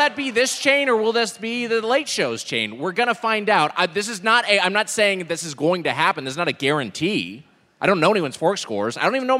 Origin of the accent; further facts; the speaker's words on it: Long Beach, California, United States; I grew up in Long Beach, Southern California, obviously.